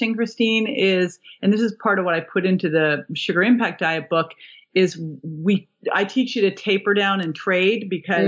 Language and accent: English; Berkeley, California, United States; I grew up in Berkeley.